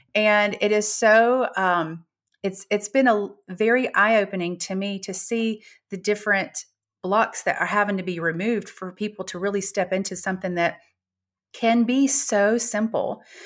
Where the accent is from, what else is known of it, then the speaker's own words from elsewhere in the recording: Gulf Shores, Alabama, United States; I'm from Gulf Shores, Alabama